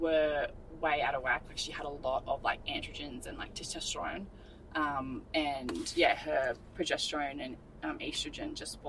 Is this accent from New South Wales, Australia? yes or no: no; Gold Coast, Queensland, Australia; So Anna and I grew up together on the Gold Coast.